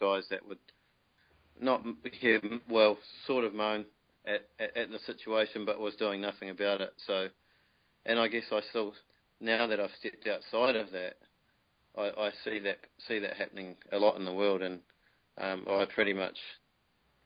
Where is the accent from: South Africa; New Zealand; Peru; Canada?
New Zealand; New Plymouth, Taranaki; moved away as an adult; now in Waikato, New Zealand; I moved up to the Waikato because I'm originally from New Plymouth